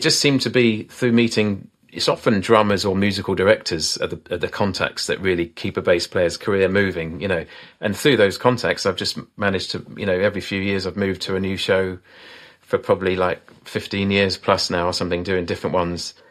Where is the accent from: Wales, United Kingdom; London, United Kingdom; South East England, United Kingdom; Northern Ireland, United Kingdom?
South East England, United Kingdom; Isle of Wight; I'm from the Isle of Wight, you know, down the south of England.